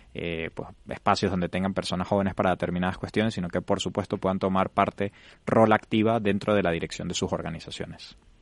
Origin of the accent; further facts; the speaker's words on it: Venezuela; moved away as an adult; now in Spain; yo soy venezolano, tengo siete años viviendo en España